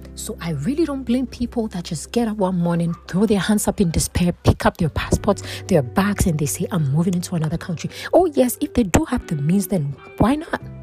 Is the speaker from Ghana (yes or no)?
yes; Ghana; I am from Ghana.